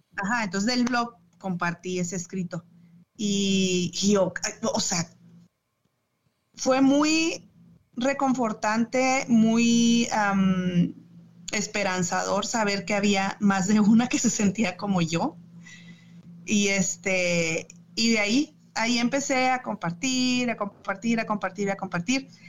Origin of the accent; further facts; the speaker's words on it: Chihuahua, Mexico; moved away as an adult; also born or lived in Durango / Ciudad Juárez / Mexico City / Monterrey; now in Michigan, United States; yo nací en Durango, eh, pero me crié en Chihuahua